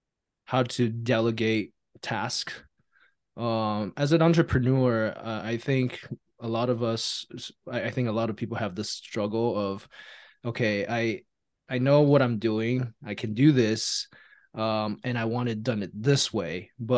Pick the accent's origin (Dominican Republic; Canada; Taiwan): Taiwan; now in United States; I'm an immigrant from Taiwan, and they brought us over to America to, you know, give us the opportunity to live out the American dream.